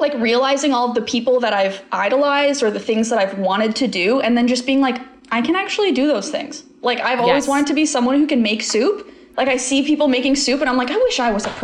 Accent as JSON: {"language": "English", "country": "Canada", "said": "That's how like the most of Canada we say poutine"}